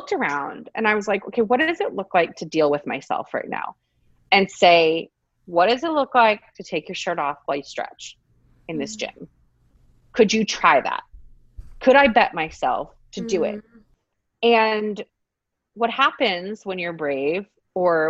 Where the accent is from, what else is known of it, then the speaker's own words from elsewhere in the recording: Texas, United States; I'm from Texas.